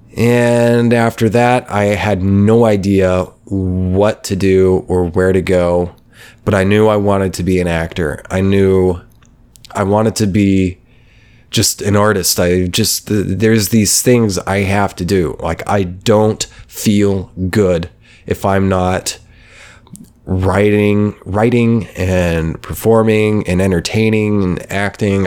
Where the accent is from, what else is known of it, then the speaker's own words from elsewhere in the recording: Oklahoma, United States; moved away; I was coming from Oklahoma, from middle of nowhere, Oklahoma, um, where I grew up mostly, from the age of ten.